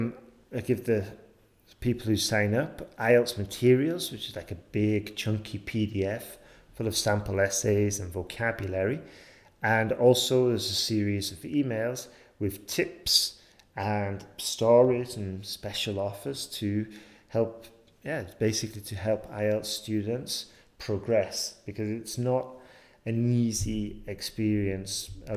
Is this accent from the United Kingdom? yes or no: yes; England, United Kingdom; moved away; I'm from England, but I haven't lived there for a long time, so that's why you might be getting confused with my accent.